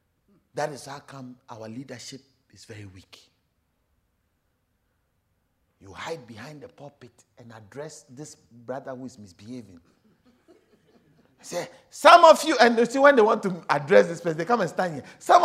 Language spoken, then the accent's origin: English; South Africa; I also came from South Africa.